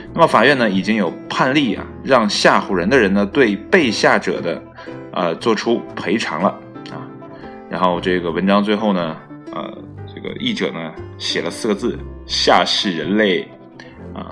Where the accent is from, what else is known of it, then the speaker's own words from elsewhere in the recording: China; 作为一个中国人